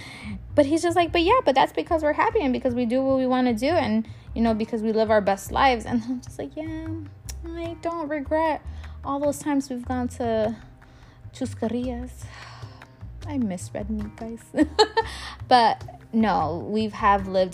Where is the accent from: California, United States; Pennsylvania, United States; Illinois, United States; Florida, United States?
Illinois, United States; Chicago; I'm a girl from Pilsen